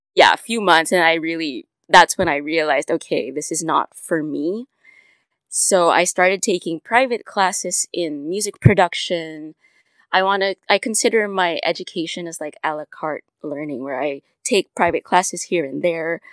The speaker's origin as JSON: {"language": "English", "town": "Manila", "region": "Metro Manila", "country": "Philippines", "tie": "born or raised there", "said": "I was born and raised in Manila, Philippines."}